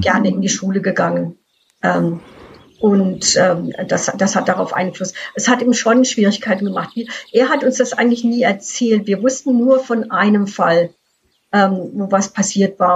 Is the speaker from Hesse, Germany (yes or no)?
yes; Frankfurt, Hesse, Germany; now in Canada; Ich bin im Frankfurter Raum aufgewachsen